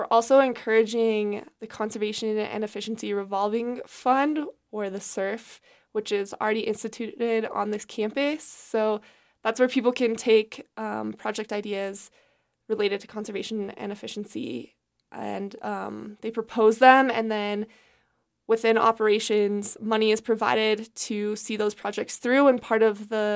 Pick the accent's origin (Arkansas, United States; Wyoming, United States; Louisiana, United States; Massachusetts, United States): Wyoming, United States; I'm from Wyoming